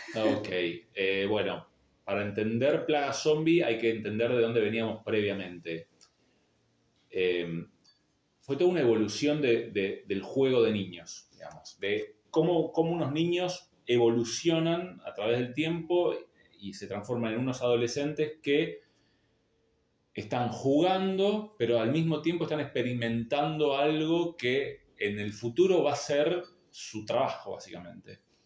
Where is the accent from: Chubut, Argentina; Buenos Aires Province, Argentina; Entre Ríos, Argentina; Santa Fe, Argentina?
Buenos Aires Province, Argentina; Haedo; also born or lived in La Matanza; no soy aedense 100%, pero me crié en Aedo